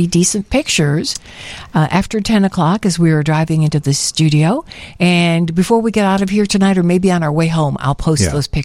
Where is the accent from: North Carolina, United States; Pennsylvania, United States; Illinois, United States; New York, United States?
Illinois, United States; Chicago; I'm from Chicago